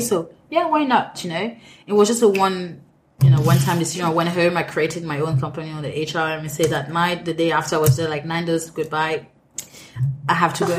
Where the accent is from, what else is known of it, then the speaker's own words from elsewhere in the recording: Cameroon; English is a second language; moved away as an adult; also born or lived in France; now in London, United Kingdom; I'm Cameroonian. I grew up in Cameroon